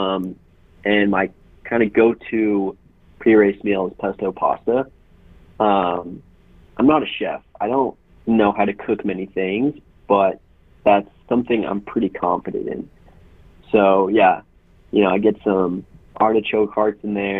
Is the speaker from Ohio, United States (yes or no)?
no; Colorado, United States; Colorado, my home state